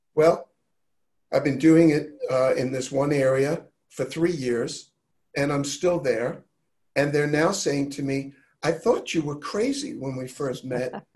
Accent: New York, United States; I was raised in New York with a bit of a tough edge

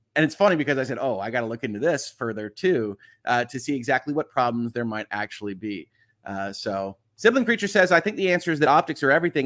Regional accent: United States; I'm an American lawyer

